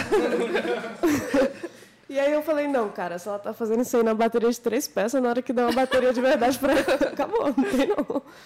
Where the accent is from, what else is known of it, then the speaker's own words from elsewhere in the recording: Minas Gerais, Brazil; moved away as an adult; now in Brasília, Brazil; eu sou de Minas Gerais, eu vim aqui para Brasília para fazer esse projeto